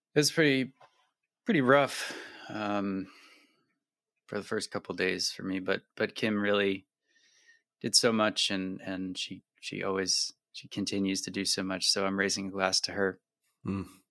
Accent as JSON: {"language": "English", "area": "near the Adirondacks", "region": "New York", "country": "United States", "tie": "born or raised there", "said": "I grew up near the Adirondacks and did a lot of camping"}